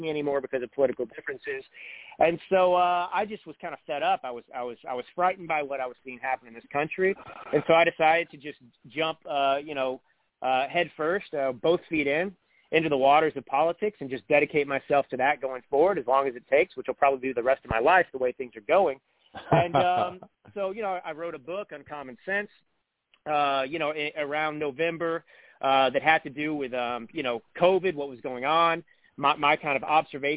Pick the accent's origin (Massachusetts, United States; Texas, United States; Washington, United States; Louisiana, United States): Texas, United States; moved away as an adult; also born or lived in Italy / California; now in Napa Valley, United States; I grew up in Texas, but I haven't lived there since I was 18. But I lived in Italy for about 5 years.